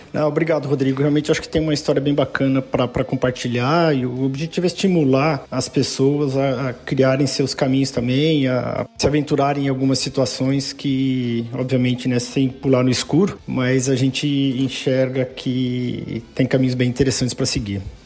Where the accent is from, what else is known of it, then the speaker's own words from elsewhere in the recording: São José do Rio Preto, São Paulo, Brazil; moved away; Eu sou de São José do Rio Preto, sou do interior. É, do estado de São Paulo.